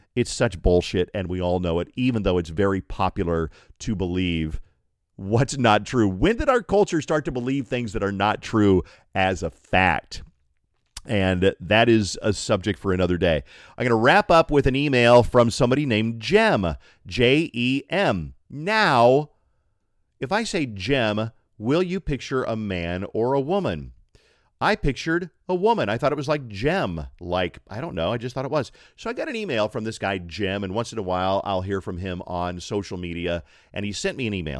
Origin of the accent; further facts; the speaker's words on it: Colorado Springs, Colorado, United States; Colorado Springs, my hometown